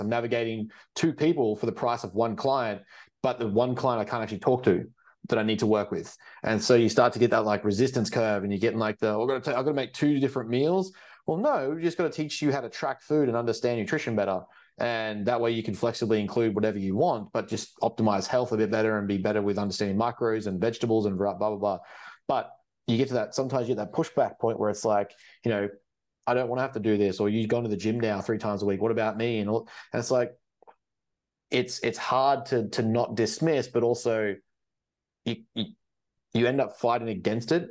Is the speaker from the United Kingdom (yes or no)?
no; Australia; I come from Australia